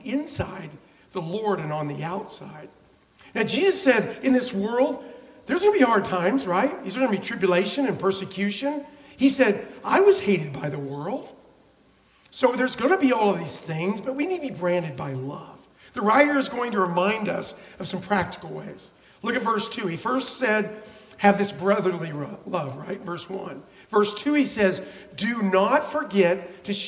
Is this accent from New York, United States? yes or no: no; Oklahoma, United States; I'm from Oklahoma.